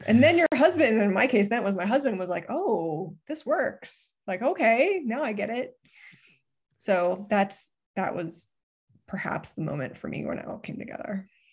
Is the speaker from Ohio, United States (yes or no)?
yes; Ohio, United States; I grew up in Ohio